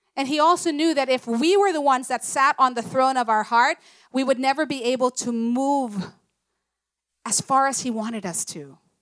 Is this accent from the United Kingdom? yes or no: no; Philippines; I'm proud to be Filipino